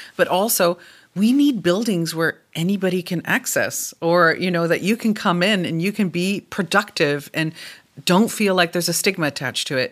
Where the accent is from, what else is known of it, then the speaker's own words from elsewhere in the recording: Canada; now in Germany; I am a Canadian sitting in Germany